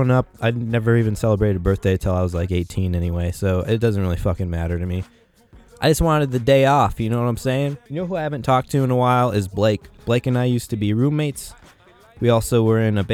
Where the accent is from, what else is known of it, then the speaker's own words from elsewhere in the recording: Albuquerque, New Mexico, United States; growing up in Albuquerque, like, you know, we have a mountain